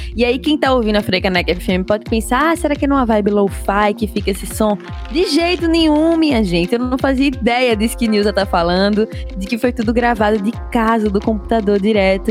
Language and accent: Portuguese; Pernambuco, Brazil; accent: Pernambuco; eu sou pernambucana, eu seguro meu sotaque mesmo.